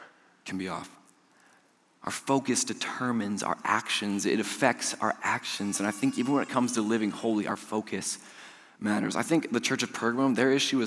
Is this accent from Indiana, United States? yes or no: yes; Georgetown, Indiana, United States; I'm from Georgetown, I'm a Georgetown boy.